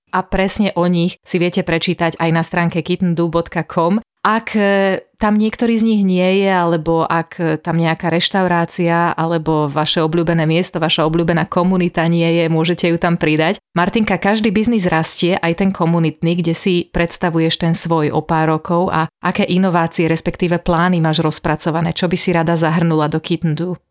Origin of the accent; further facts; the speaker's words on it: Slovakia; moved away; My dve sme sa narodili na Slovensku